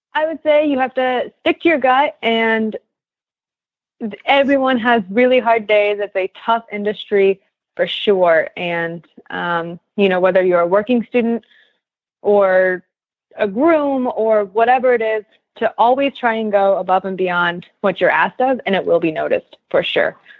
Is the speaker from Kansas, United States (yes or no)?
yes; Kansas, United States; moved away; I'm from Kansas